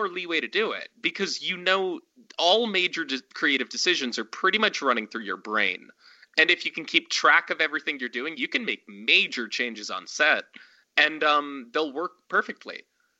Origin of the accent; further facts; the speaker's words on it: Montana, United States; I'm a dude from Montana that shot a film in my parents' backyard